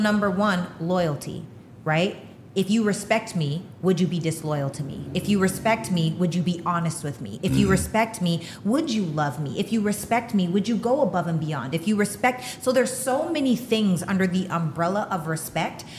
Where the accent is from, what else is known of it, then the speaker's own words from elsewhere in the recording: Canada; I'm Canadian. The way I was raised is different